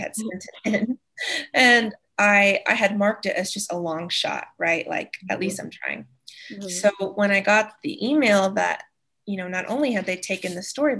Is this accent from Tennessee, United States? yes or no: yes; East Tennessee, United States; moved away as an adult; now in Wyoming, United States; I'm from East Tennessee originally